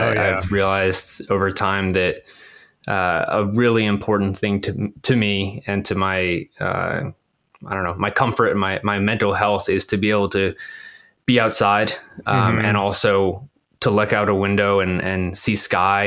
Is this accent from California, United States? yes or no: no; Virginia Beach, Virginia, United States; moved away as an adult; now in Los Angeles, United States; where you and I grew up in Virginia Beach